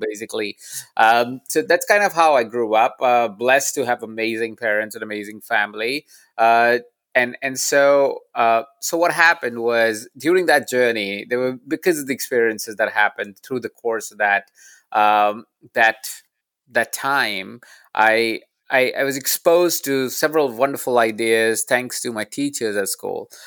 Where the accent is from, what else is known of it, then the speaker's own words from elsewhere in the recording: Jaipur, Rajasthan, India; moved away; I was born in India. I was born in a small town called Jaipur.